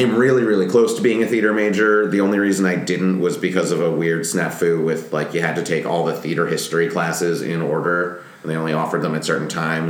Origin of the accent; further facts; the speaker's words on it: Philadelphia, Pennsylvania, United States; moved away as an adult; also born or lived in Madison, New Jersey; now in Los Angeles, United States; I'm from Philadelphia, just outside Philly.